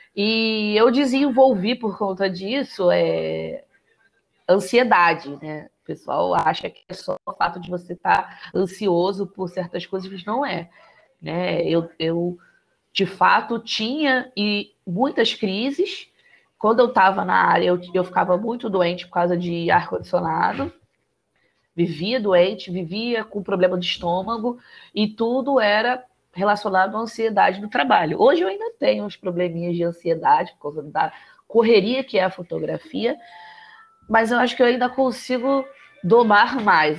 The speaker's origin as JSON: {"language": "Portuguese", "region": "Rio de Janeiro", "country": "Brazil", "tie": "born or raised there", "also_born_or_lived": "Complexo da Maré, Rio de Janeiro / Penha, Rio de Janeiro", "said": "Saí de São Cristóvão, casa de papai e mamãe, fui morar lá no Complexo da Maré."}